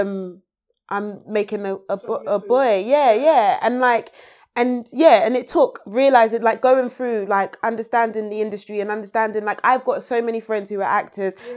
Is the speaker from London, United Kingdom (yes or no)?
yes; London, United Kingdom; I grew up on the North Peckham estate in Peckham